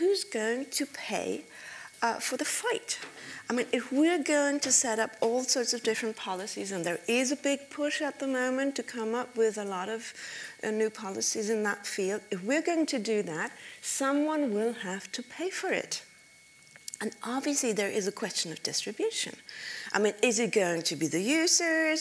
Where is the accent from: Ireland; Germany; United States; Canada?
Germany; my home country, which is Germany